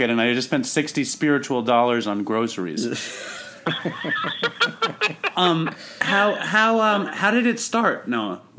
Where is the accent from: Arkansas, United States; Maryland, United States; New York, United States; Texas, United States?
New York, United States; New York City; I'm Jewish, just so you know, and and I grew up in New York City.